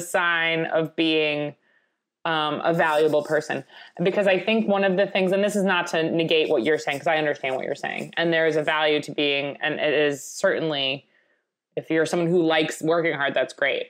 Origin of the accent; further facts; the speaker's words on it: Long Island, New York, United States; growing up in Long Island